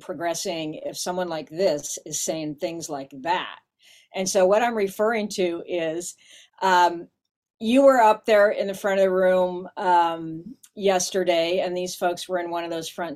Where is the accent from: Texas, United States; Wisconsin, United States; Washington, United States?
Washington, United States; this is my home state, you know, so I know something about Spokane